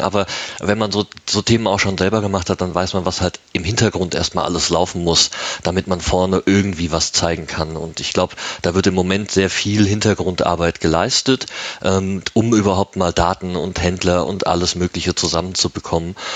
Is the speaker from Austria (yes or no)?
no; Germany; moved away as an adult; now in Switzerland; ich bin Deutscher, der in der Schweiz seit zwölf Jahren lebt